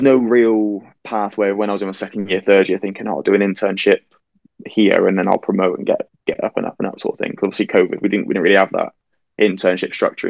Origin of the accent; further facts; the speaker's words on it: Plymouth, South West England, United Kingdom; also born or lived in Cardiff; A couple of the coaches went over to Plymouth Argyle, which is where I'm from Plymouth.